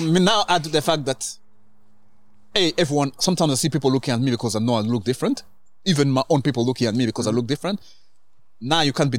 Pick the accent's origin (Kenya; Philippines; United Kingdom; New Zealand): Kenya; also born or lived in Rwanda; now in Canada; I was born in Rwanda, grew up in Kenya, grew up in...